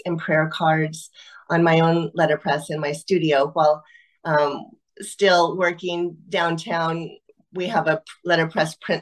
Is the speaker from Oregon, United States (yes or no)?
yes; Eugene, Oregon, United States; also born or lived in Paris / Vancouver, BC; now in Portland, United States; I grew up in Eugene, Oregon, and I live in Portland, Oregon now